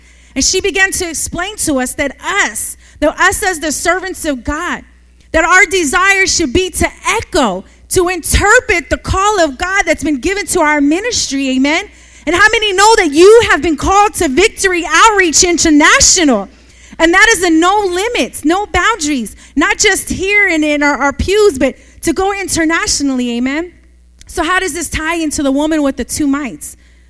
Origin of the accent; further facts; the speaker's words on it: Oakland, California, United States; the city is different because I come from Oakland. Hayward is way different than Oakland.